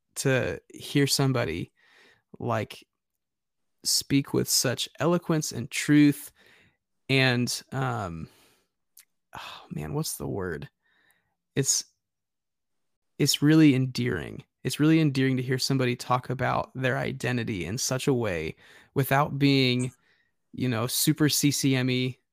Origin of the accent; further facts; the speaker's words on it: Nebraska, United States; growing up as a kid in Nebraska